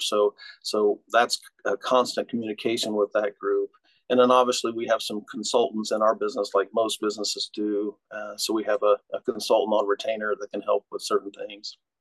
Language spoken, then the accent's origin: English; Oklahoma, United States; moved away as an adult; also born or lived in Cincinnati, Ohio; now in Muncie, United States; I grew up in Oklahoma, um, and then um, went to high school in Oklahoma.